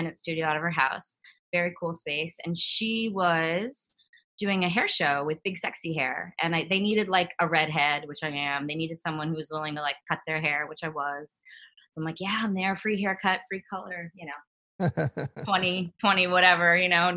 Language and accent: English; Scranton area, Pennsylvania, United States; Pennsylvania, Scranton area. Not exactly Scranton, but yeah.